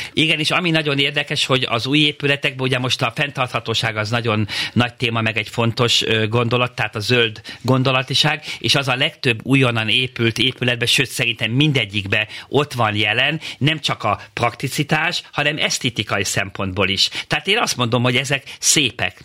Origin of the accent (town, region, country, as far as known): Hungary